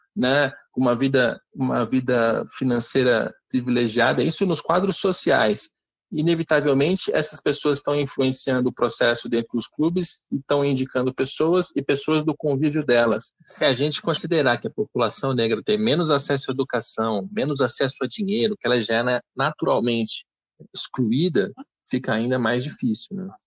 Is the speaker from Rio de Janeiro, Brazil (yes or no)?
yes; Rio de Janeiro, Brazil; sou do Rio de Janeiro.